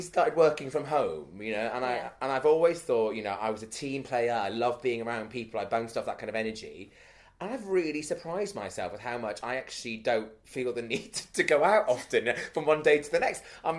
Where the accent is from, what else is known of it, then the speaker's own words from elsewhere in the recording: Wales, United Kingdom; moved away; I'm from Wales originally